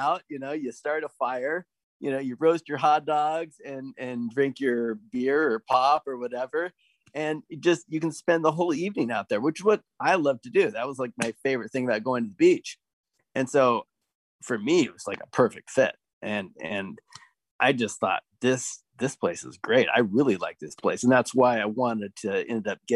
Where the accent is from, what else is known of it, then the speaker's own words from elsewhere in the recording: Portland, Oregon, United States; I grew up in Portland